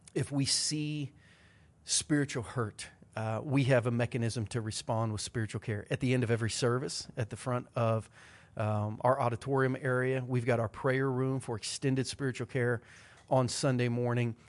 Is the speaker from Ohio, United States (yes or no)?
yes; Southern Ohio, United States; Growing up in Southern Ohio